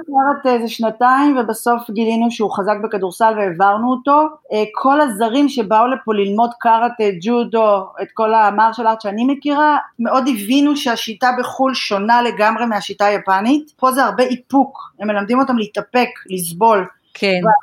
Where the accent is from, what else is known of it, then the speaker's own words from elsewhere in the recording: Israel; moved away as an adult; now in Japan; אני לא יכולה להתכחש למקום שממנו באתי ומאיפה נולדתי, ואני גאה להיות ישראלית